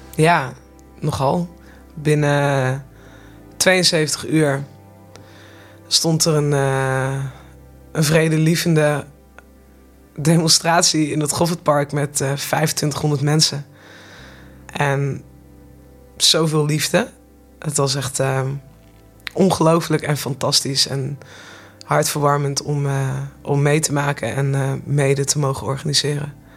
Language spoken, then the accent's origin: Dutch; Nijmegen, Gelderland, Netherlands; ik kom uit Nijmegen